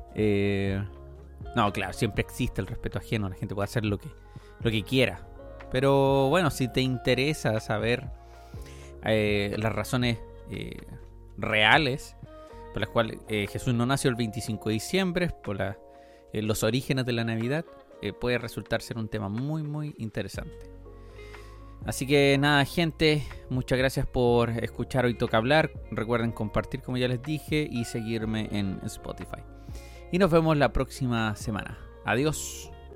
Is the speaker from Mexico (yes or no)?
no; Chile; somos chilenos